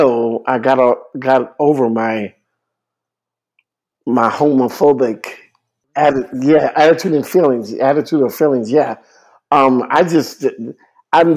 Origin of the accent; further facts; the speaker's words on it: New Orleans, Louisiana, United States; I was born in New Orleans.